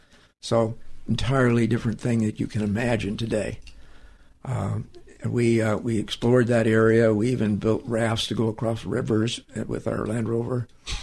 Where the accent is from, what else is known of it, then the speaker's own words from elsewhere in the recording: San Gabriel, California, United States; In San Gabriel.